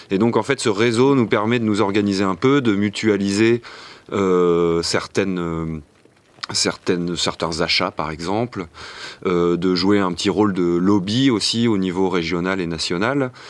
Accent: France; now in Brussels, Belgium; je suis français à l'origine. Je suis pas mal baladé euh, un peu partout en Europe et je suis installé à Bruxelles depuis 7 euh, ans maintenant.

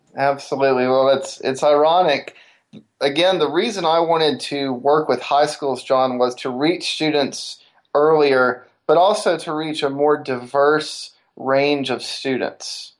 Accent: Decatur, Alabama, United States; growing up in Decatur, Alabama, the northern Alabama area

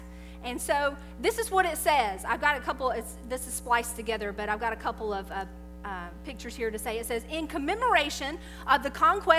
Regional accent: North Carolina, United States; I'm originally from North Carolina, but from the mountain area.

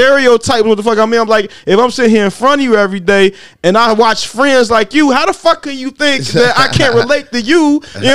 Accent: Gary, Indiana, United States; I'm from Gary

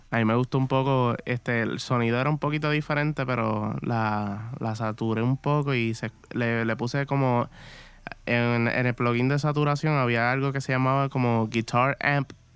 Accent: Morovis, Puerto Rico; yo soy de acá de Morovis

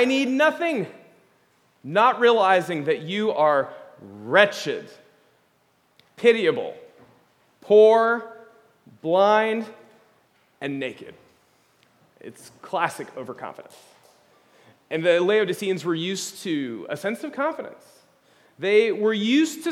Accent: United States; as American evangelicals

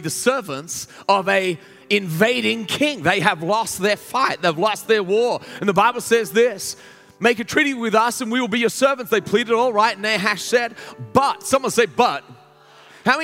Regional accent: Australia; moved away as an adult; now in United States; I'm like, from Australia

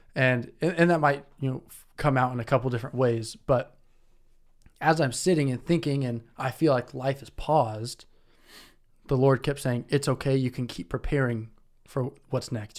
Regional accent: Indianapolis, Indiana, United States; now in Detroit, United States; I'm from Indianapolis, live in Detroit

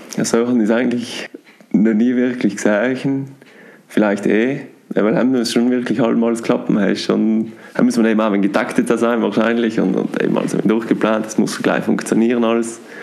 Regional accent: South Tyrol, Trentino-Alto Adige, Italy; durch Südtirol, durch meine Heimat

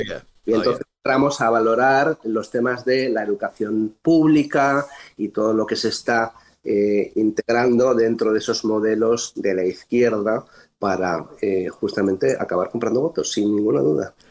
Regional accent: Spain; moved away as an adult; now in Bethesda, United States; Soy un español que decidió venir por voluntad propia a trabajar a los Estados Unidos

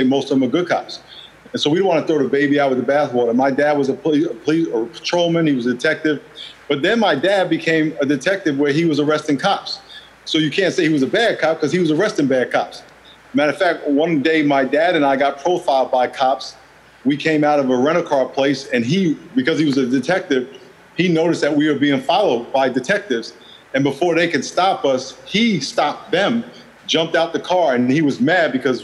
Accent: New York, United States; moved away as an adult; also born or lived in Los Angeles / San Diego; I grew up in New York

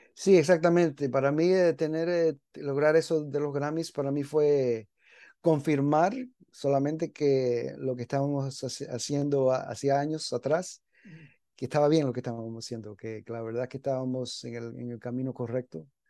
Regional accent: New York, United States; moved away as an adult; also born or lived in Miami, Florida; yo me crié en Nueva York

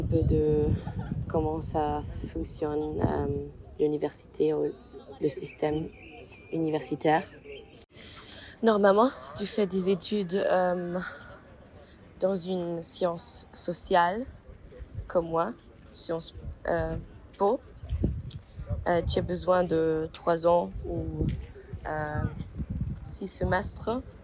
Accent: Mainz, Rhineland-Palatinate, Germany; French is a second language; also born or lived in Bologna; je viens d'Allemagne, de Mayence

